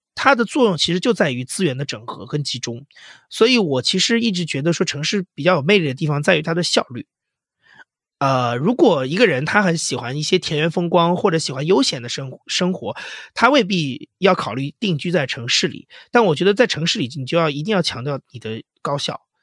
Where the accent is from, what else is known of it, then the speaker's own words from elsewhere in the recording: Huainan, Anhui, China; moved away; also born or lived in Shanghai; 因为我老家就是产豆腐的，安徽淮南，号称豆腐之乡，